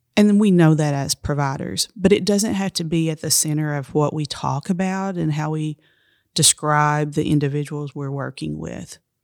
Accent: Appalachia, United States; I'm Appalachian

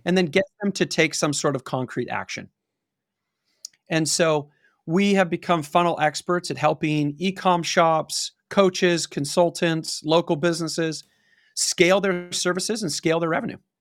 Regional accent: Pasadena, California, United States; I grew up in Pasadena, which is outside of Los Angeles

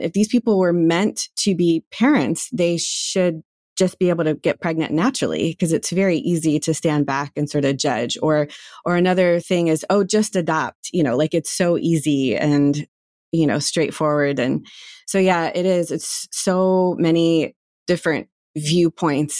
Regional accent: North Carolina, United States; moved away; growing up in North Carolina in community that is sort of very religious forward

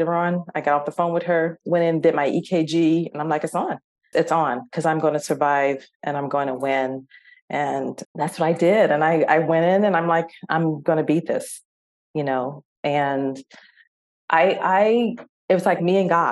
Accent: San Diego, California, United States; we're from San Diego

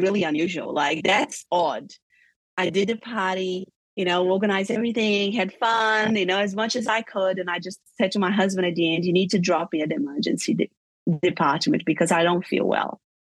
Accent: Brazil; moved away as an adult; also born or lived in Europe; I grew up in Brazil

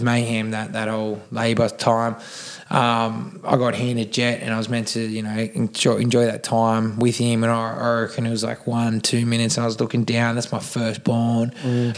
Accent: Cronulla, New South Wales, Australia; I am from Cronulla. I was born and raised here

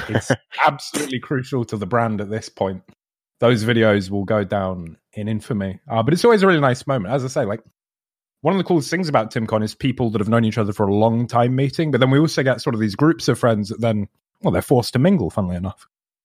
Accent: Scotland, United Kingdom; I'm Scottish.

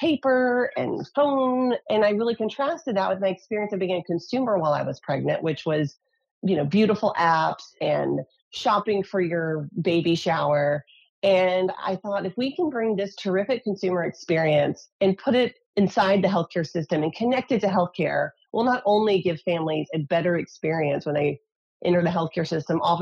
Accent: Tennessee, United States; now in California, United States; So although I live in California, I grew up in Tennessee.

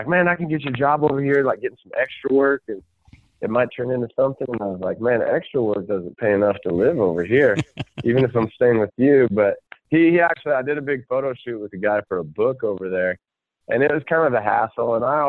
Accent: Nebraska, United States; also born or lived in Kansas; I'm from Nebraska. That's where I call home, home. I was born in Kansas because my dad was stationed there.

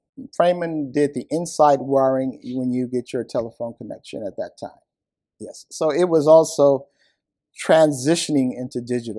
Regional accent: San Francisco, California, United States; moved away as an adult; now in Japan; When we grew up in San Francisco, there were large families.

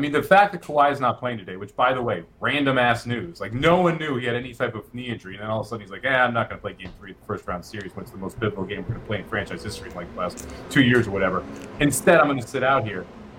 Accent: Chicago, Illinois, United States; when I was growing up in Chicago

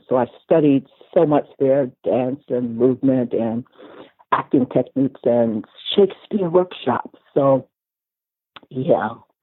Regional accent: Washington, District of Columbia, United States; I was born in Washington, D.C.

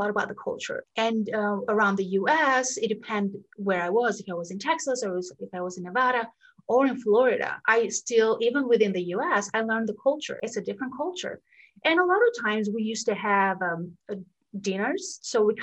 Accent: Albania; moved away as an adult; now in Los Angeles, United States; So I grew up in Albania, and then I got the chance to study in the US, which is where I am right now, in Los Angeles.

